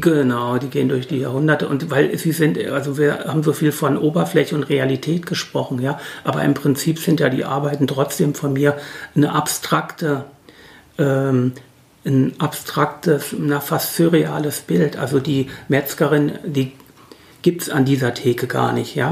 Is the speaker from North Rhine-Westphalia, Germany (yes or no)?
no; Hesse, Germany; moved away as an adult; now in Halle, Germany; ich bin ja eben aus Hesse